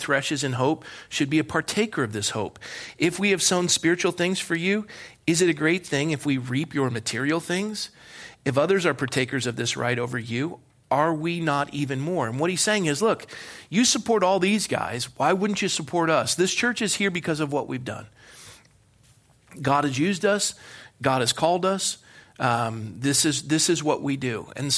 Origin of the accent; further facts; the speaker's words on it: Ireland; I am an Irishman